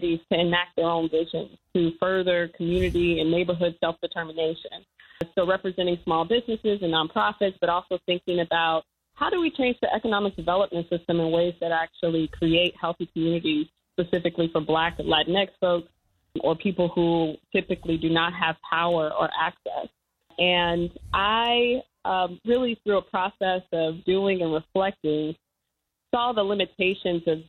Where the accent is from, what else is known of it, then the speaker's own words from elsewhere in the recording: Gary, Indiana, United States; I grew up in Gary, Indiana